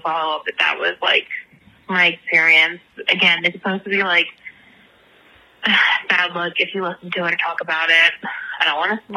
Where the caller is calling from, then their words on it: Philadelphia, Pennsylvania, United States; I'm calling from Philadelphia.